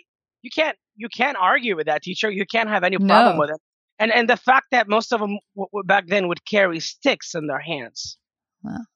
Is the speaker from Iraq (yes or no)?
yes; Iraq; moved away as an adult; now in United States; growing up in Iraq, you know, as a child, I think that it wasn't easy